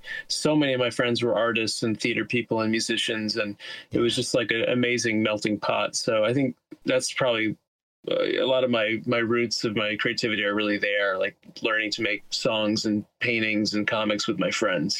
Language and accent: English; Teaneck, New Jersey, United States; now in Queens, New York, United States